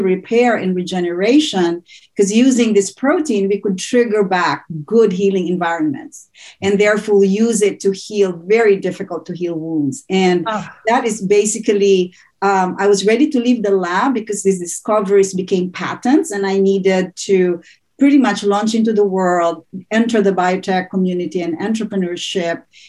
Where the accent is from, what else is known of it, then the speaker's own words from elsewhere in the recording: Philippines; moved away as an adult; also born or lived in Tennessee; I was born and raised in the Philippines